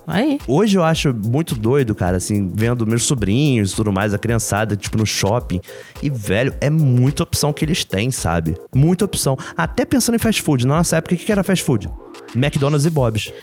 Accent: Rio de Janeiro, Brazil; accent: carioca; era carioca

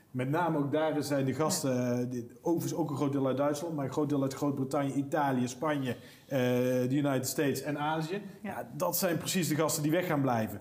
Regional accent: Netherlands; We Nederlanders

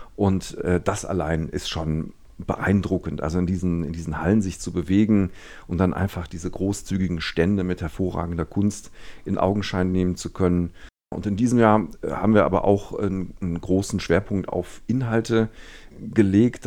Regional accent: Düsseldorf, North Rhine-Westphalia, Germany; born or raised there

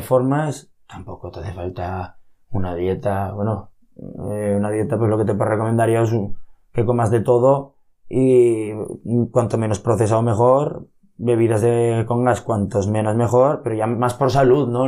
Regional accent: Monzón, Aragon, Spain; los tofudos que somos

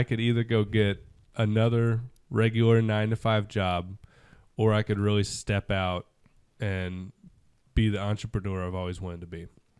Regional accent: Georgia, United States; also born or lived in Sarasota, Florida; I was basically born and raised in Georgia with a short hiatus in Florida, specifically Sarasota, just south of Tampa.

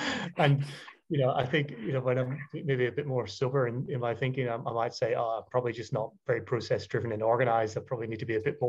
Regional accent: Ireland; now in London, United Kingdom; being Irish, you know, moving to London, living in a boat, not being in Brazil, you know, never really feeling like I have a home.

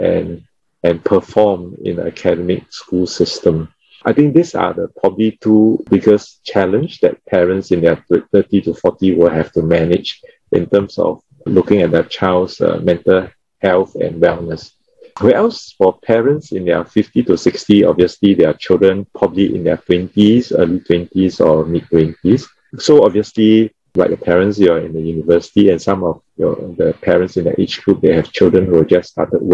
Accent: Singapore; Being Singaporean.

